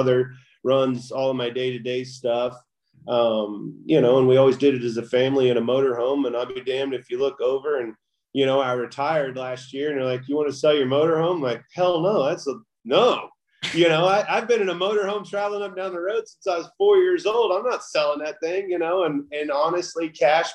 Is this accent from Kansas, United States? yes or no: yes; Kansas, United States; I grew up in the Midwest